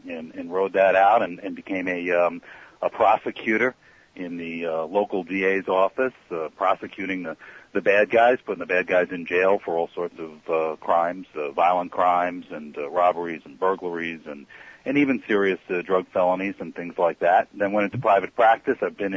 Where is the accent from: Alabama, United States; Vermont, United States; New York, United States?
New York, United States; Long Island and Queens; I was a kid growing up on Long Island and in Queens